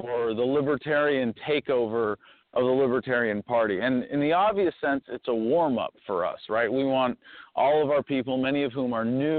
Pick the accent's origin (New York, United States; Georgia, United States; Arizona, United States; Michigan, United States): Arizona, United States; in Arizona, in my home state